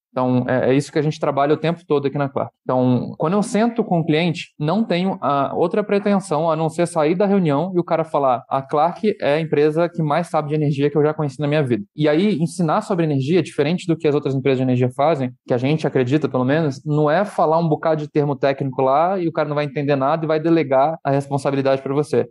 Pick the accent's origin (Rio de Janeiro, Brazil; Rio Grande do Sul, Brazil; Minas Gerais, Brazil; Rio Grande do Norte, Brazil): Rio de Janeiro, Brazil; eu sou do Rio de Janeiro